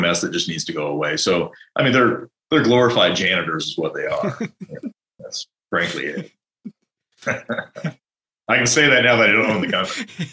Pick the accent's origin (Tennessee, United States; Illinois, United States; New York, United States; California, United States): California, United States; San Francisco; now in Denver, United States; I'm from San Francisco